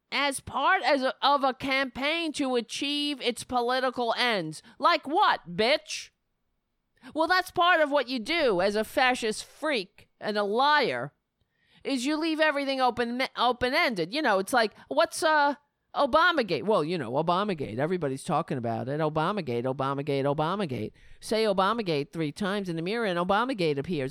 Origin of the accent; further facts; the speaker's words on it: New York City, New York, United States; I grew up in Staten Island.